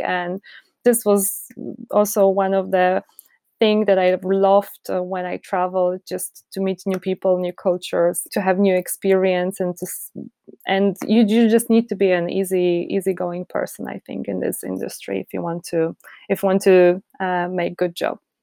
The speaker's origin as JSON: {"language": "English", "town": "Poznań", "region": "Greater Poland", "country": "Poland", "tie": "born or raised there", "also_born_or_lived": "Warsaw", "second_language": "English", "said": "I'm from Poland"}